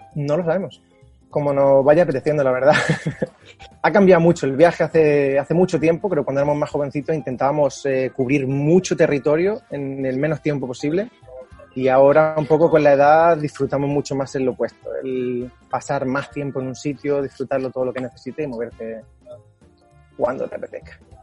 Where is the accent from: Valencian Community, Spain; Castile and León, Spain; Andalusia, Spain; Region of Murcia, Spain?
Andalusia, Spain; Málaga; moved away as an adult; also born or lived in Norway; now in Sweden; Yo soy de Málaga